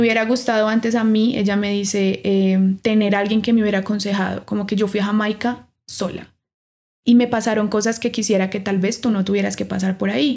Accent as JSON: {"language": "Spanish", "town": "Pereira", "region": "Risaralda", "country": "Colombia", "moved": "as an adult", "lives_now": "Bogotá, Colombia", "said": "Me gradué de la Universidad Tecnológica de Pereira, yo soy de Pereira"}